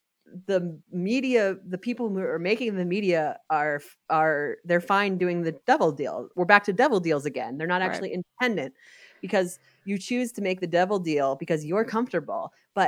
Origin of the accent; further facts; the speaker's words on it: New York, United States; maybe again it's like growing up in New York, it's like you know, you are loyal to a place.